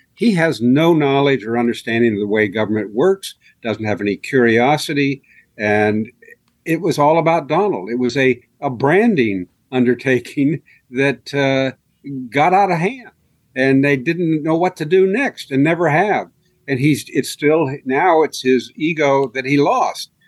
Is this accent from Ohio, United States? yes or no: yes; Marion, Ohio, United States; I grew up in Harding's hometown